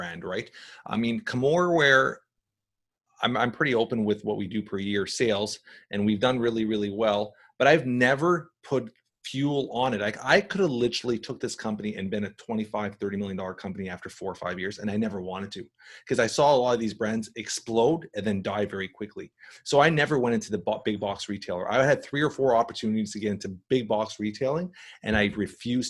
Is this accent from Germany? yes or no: no; Canada; because he's Canadian, we're Canadian